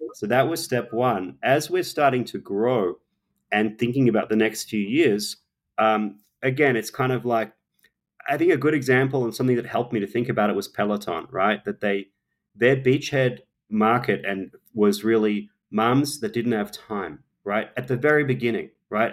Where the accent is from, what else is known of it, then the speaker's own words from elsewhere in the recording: Australia; moved away; I'm an Australian, um, I obviously grew up barbecuing, it's part of our culture